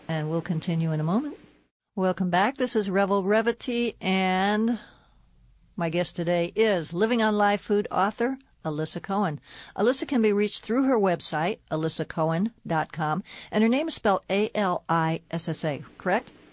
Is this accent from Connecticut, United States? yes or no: yes; Connecticut, United States; moved away; I'm from Connecticut